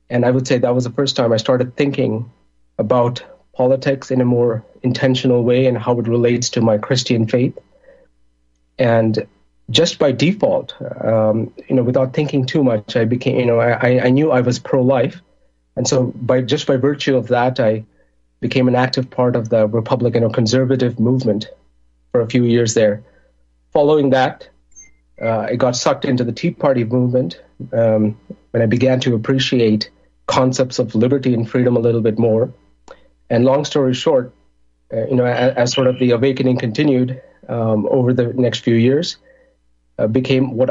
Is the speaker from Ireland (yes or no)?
no; India; moved away as an adult; also born or lived in Middle East; now in Chicago, United States; I'm originally from India. I grew up in the Middle East because that's where my parents um, temporarily migrated to for work. I, I did college back in India. And then I came to Chicago in 2004.